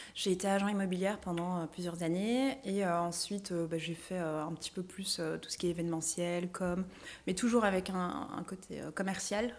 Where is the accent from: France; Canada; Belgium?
Belgium; chez nous en Belgique